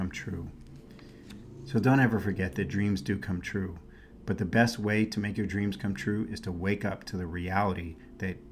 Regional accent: New York City, New York, United States; born or raised there; also born or lived in San Francisco Bay Area, California; now in Scottsdale, United States

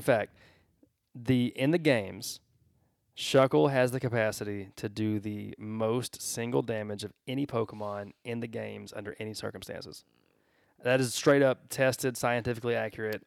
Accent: Georgia, United States; I'm from Georgia

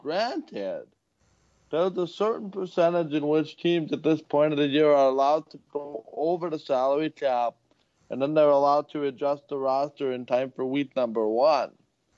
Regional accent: Winnipeg, Manitoba, Canada; we are from Winnipeg, and that's kind of the world we live in.

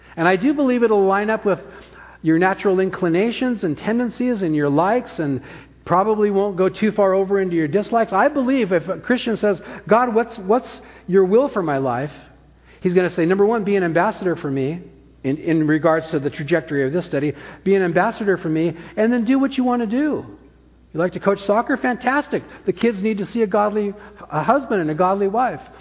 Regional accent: Orange County, California, United States; also born or lived in San Francisco; now in Napa, United States; I'm born, I was born in San Francisco, grew up in Orange County, lived back in Napa since 1991

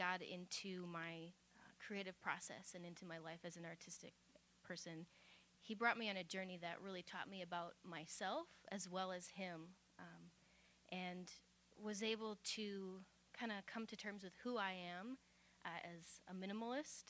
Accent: Midwest, United States; I'm a Midwesterner

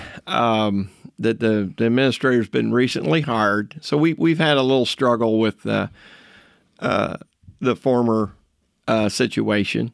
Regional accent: Shelby Township, Jefferson County, Indiana, United States; I'm a lifelong resident of Jefferson County

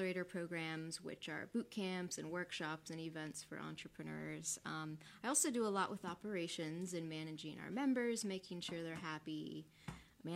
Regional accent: Orlando, Florida, United States; I grew up here in Orlando, went to Dr. Phillips down in South Orlando

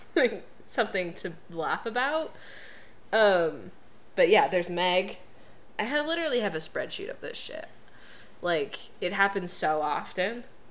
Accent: United States; We're American

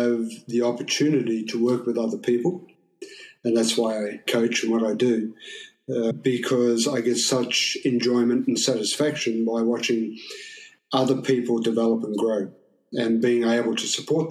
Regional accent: Australia; now in Shanghai, China; being Australian

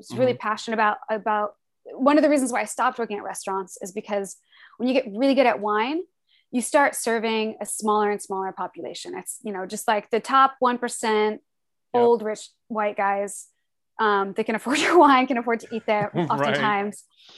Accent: Des Moines, Iowa, United States; born there; I'm from the Midwest. I was born in Des Moines, Iowa, and lived in like 7 different states growing up all around the Midwest.

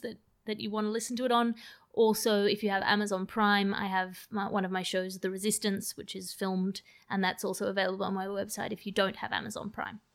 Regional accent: Sydney, New South Wales, Australia; accent: Australian; moved away; also born or lived in United Kingdom; I sound very Australian

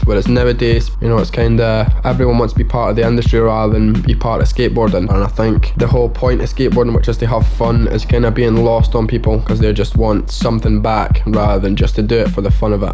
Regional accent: Livingston, Scotland, United Kingdom; I'm from Livingston and we've had a skate park there since 1979

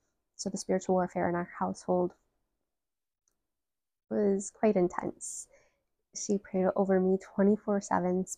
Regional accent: Detroit, Michigan, United States; I am from Metro Detroit, Michigan

